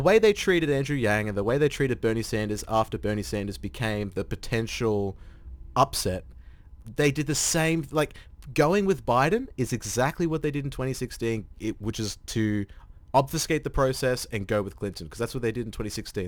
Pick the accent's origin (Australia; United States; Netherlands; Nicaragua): Australia; as an Australian